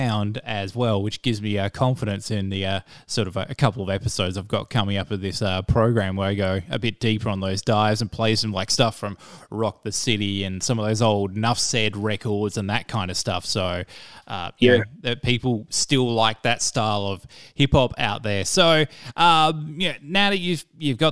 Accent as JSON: {"language": "English", "town": "Perth", "region": "Western Australia", "country": "Australia", "said": "I'm from Perth"}